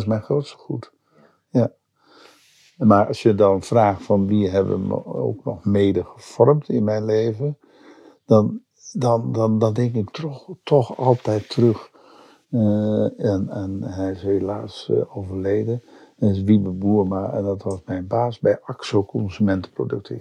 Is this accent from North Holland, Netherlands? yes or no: yes; Zandvoort, North Holland, Netherlands; Ik ben in Zandvoort geboren